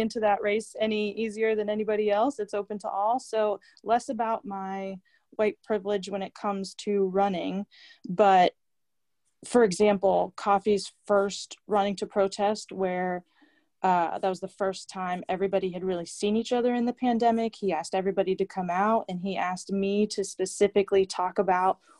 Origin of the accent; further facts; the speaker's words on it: Vandergrift, Pennsylvania, United States; moved away; I'm back home in Vandergrift, Pennsylvania right now. And in my hometown